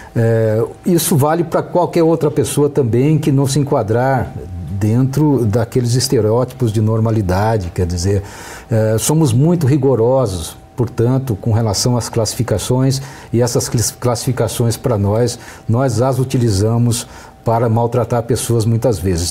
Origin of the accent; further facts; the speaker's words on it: Brazil; Nós brasileiros